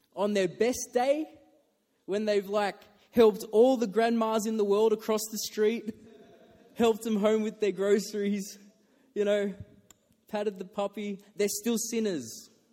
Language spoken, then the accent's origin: English; Australia; I'm Australian